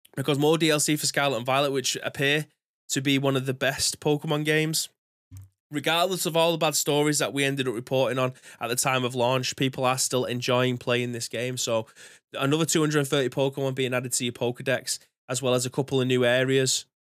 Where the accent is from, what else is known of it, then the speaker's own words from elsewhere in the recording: England, United Kingdom; being an Englishman